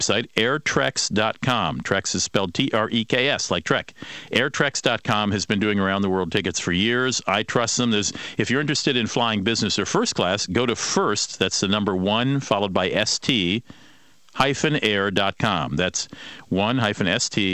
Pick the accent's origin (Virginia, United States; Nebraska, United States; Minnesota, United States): Minnesota, United States; moved away; my home state of Minnesota